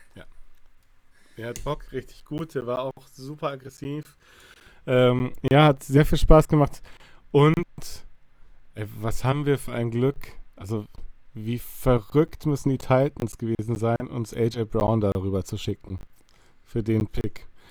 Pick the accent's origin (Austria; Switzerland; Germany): Germany; Bavaria; now in Cologne, Germany; ich ursprünglich aus Bayern komme